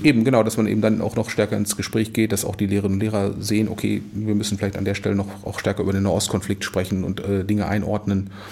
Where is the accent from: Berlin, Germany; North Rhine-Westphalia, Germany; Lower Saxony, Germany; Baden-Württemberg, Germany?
Lower Saxony, Germany; Wolfsburg; now in Kiel, Germany; geboren in Wolfsburg